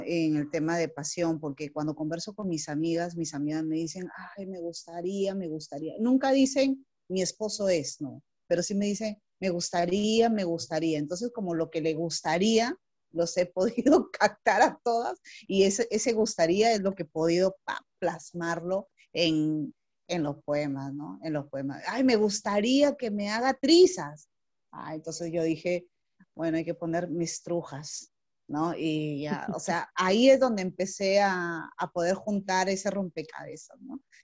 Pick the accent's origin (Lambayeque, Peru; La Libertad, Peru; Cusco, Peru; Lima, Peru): Lambayeque, Peru; Chiclayo; also born or lived in Puerto Eten, Peru / Ayacucho, Peru; yo soy de acá de Chiclayo, pero cuando tuve como 14 años me fui a vivir a un sitio que se llama Puerto Eten